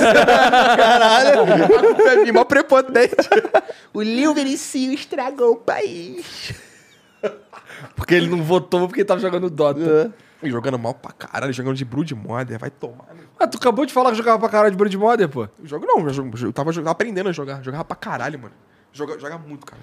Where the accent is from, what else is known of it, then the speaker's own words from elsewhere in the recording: Nova Iguaçu, Rio de Janeiro, Brazil; eu moro em Nova Iguaçu